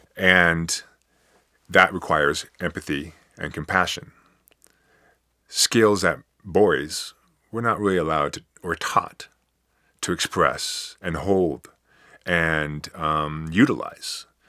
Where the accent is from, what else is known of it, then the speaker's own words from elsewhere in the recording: United States; at least I'm still an American